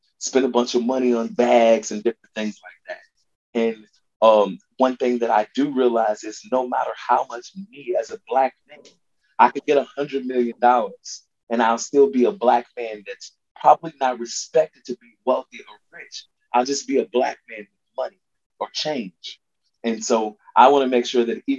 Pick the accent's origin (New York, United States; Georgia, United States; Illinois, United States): Illinois, United States; Chicago; I'm from the West Side of Chicago